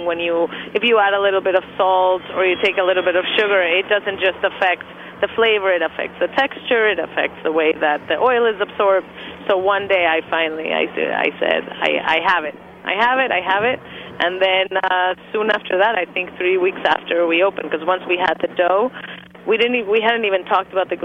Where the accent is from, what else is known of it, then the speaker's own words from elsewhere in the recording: Mexico; now in New York, United States; I'm from Mexico. So we didn't really grow up with donuts the way that most Americans did.